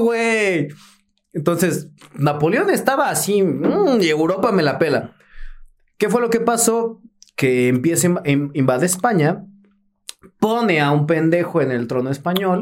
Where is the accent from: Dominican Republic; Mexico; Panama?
Mexico; nosotros como mexicanos